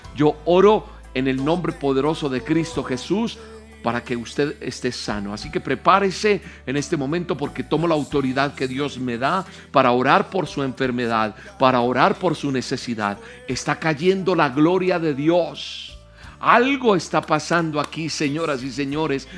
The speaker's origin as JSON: {"language": "Spanish", "country": "Colombia", "said": "Bendigo mi tierra, Colombia."}